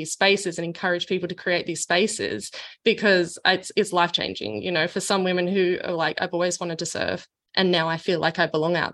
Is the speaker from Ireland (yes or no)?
no; Perth, Western Australia, Australia; moved away as an adult; also born or lived in El Salvador; I grew up in Australia and in the West Coast in Perth